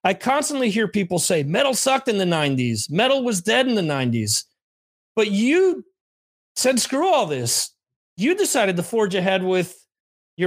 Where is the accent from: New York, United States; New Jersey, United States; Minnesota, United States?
New Jersey, United States; I was from New Jersey